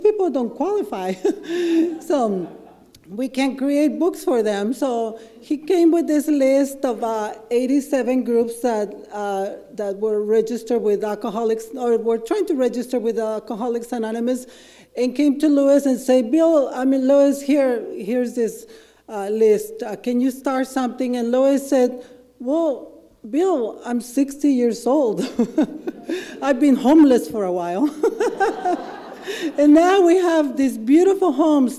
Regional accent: Ensenada, Baja California, Mexico; English is a second language; moved away as an adult; now in Seattle, United States; I'm from Ensenada, Mexico. It's a drinking town. Everybody gets drunk, everybody gets high. It's pretty normal. So growing up with alcoholism was normal

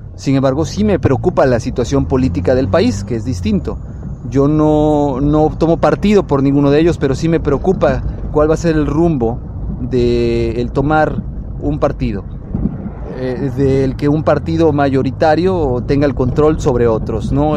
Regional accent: Mexico; como mexicanos

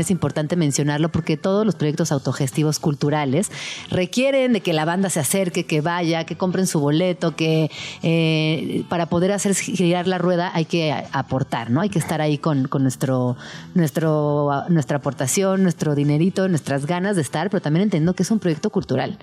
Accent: Mexico; lo que somos aquí en México

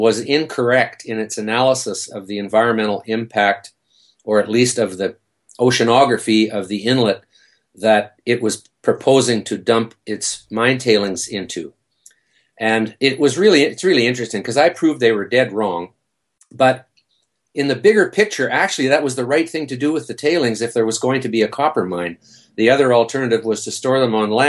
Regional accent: northwest tip of Vancouver Island, British Columbia, Canada; now in Vancouver, Canada; I'm from Vancouver

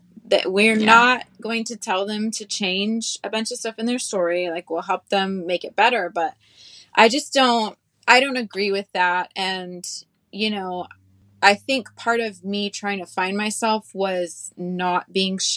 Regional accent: the South, United States; growing up in the South

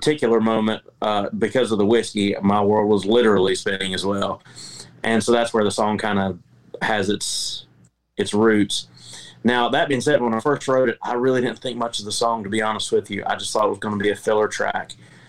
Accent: the Carolinas, United States; also born or lived in Memphis; I've been to St. Louis. I lived in Memphis for a little while. And I'm from the Carolinas, where we take our barbecue pretty seriously.

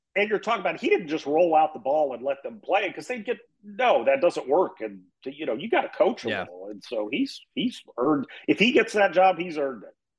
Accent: Springfield, Missouri, United States; I grew up in Springfield, Missouri, which is where Missouri State is

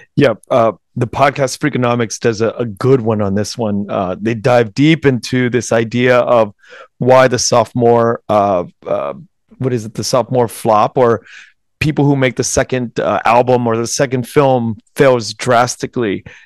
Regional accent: United States; I was born in November nineteen seventy-five. Um, born in the U S

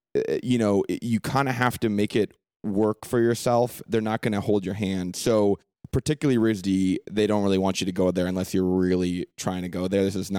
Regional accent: San Francisco, California, United States; I was, growing up in San Francisco, I think, defined a lot of what I am now because it's an international city. When I was growing up, I'm 29 now

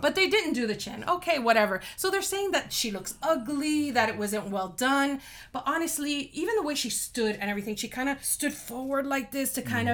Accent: Miami, Florida, United States; moved away as an adult; now in Georgia, United States; born and raised in Miami. I raised my kids in Miami, and um, we're really 305 people

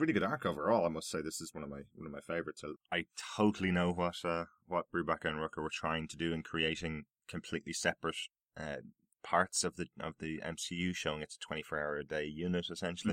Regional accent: Ireland; I'm Irish

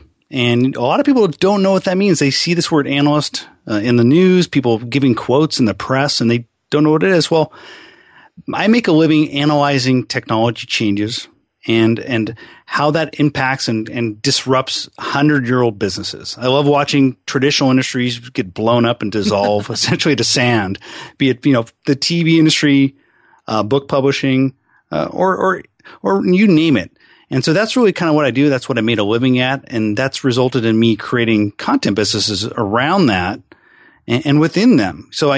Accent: Seattle, Washington, United States; also born or lived in California / Arizona; I'm a pretty much lifelong Seattle guy. I mean, I grew up, I was born in California, but I always say wherever you go to high school is where you're from.

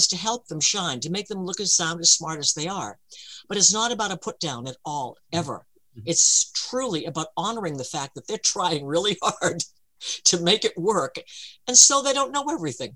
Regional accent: United States; I'm American

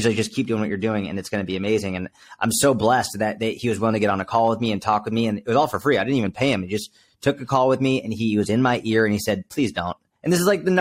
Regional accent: outside Boston, Massachusetts, United States; I was brought up outside Boston, Massachusetts, East Coast

